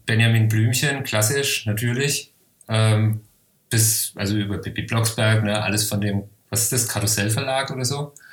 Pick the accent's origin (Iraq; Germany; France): Germany; Helmbrechts, Bavaria; bei uns in Helmbrechts in der Bücherei